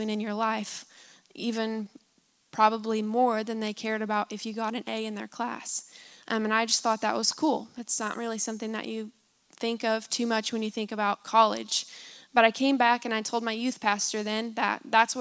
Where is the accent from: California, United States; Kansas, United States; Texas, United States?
Kansas, United States; moved away; I grew up in Kansas originally, and my parents are actually here today, so they're the ones who raised me